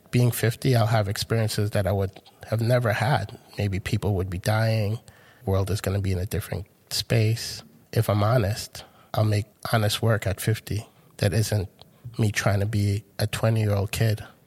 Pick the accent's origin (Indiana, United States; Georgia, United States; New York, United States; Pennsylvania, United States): New York, United States; New York City; born or raised there; moved away as an adult; also born or lived in Caracas, Venezuela / Grenada; now in United Kingdom